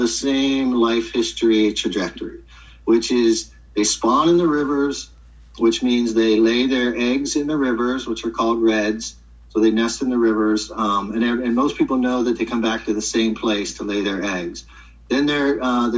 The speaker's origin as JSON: {"language": "English", "region": "Florida", "country": "United States", "tie": "born or raised there", "moved": "as an adult", "lives_now": "Washington, United States", "said": "I grew up in Florida"}